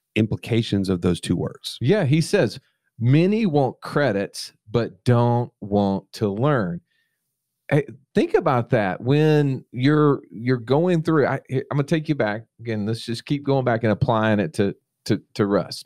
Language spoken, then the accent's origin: English; Montgomery, Alabama, United States; also born or lived in Phenix City, Alabama; my hometown, Montgomery, Alabama